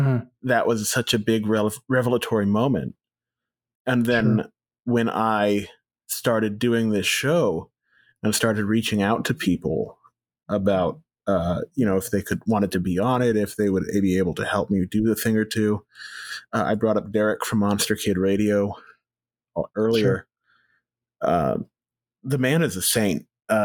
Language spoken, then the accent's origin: English; Texas, United States; I mean, we're from Texas and we're from a small German town in South Texas, and I'm very visibly Hispanic already.